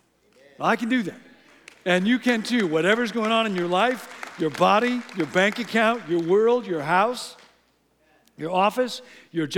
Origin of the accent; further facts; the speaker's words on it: Illinois, United States; moved away; I grew up in Illinois